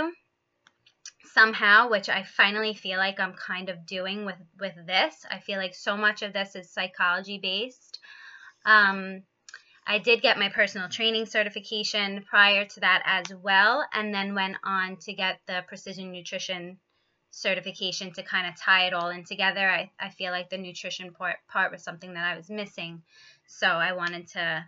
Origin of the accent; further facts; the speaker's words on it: Long Island, New York, United States; I was born and raised in New York on Long Island